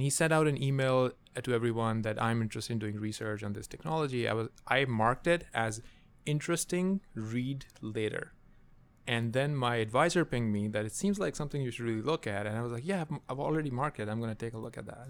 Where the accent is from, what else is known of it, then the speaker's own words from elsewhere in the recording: Pakistan; moved away; I, I grew up in Pakistan